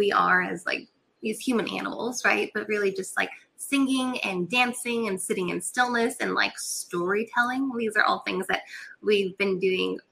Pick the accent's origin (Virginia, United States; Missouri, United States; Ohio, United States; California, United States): California, United States; Catalina Island; moved away as an adult; also born or lived in North Carolina; I grew up on Catalina Island, which is a little island off the coast of California.